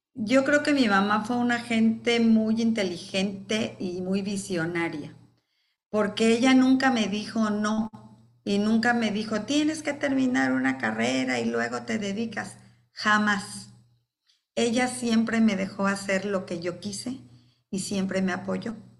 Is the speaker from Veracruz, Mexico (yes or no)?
yes; Coatzacoalcos, Veracruz, Mexico; also born or lived in Mexico City; me regresé a mi ciudad natal, Coatzacoalcos